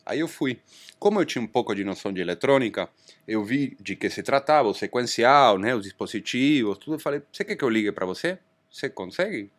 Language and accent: Portuguese; Argentina; Portuguese is a second language; moved away as an adult; now in Brazil; eu sou argentino, né? Já moro aqui no Brasil há 26 anos